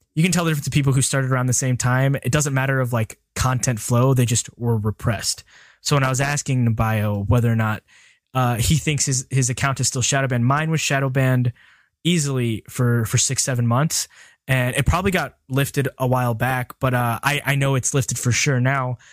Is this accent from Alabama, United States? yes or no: yes; Birmingham, Alabama, United States; I'm from Birmingham, Alabama